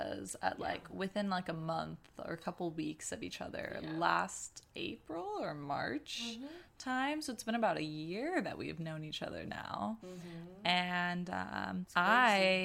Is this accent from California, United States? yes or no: yes; Santa Cruz, California, United States; also born or lived in Oakland, California; I was raised in Santa Cruz, California, and now we live in Oakland and work in San Francisco